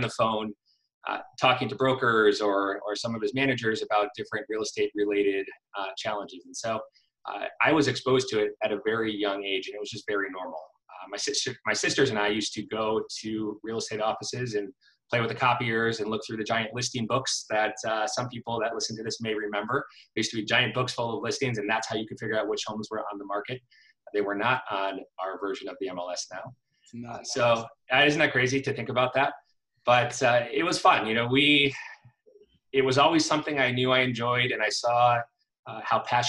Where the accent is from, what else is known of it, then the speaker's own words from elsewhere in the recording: Connecticut, United States; I am originally from Connecticut and grew up in a real estate family